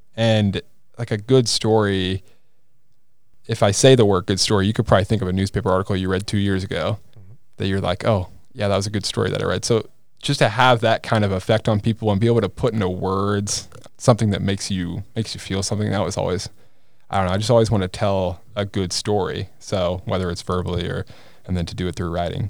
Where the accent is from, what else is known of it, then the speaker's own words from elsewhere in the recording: Kansas City, Missouri, United States; I'm from the Kansas City area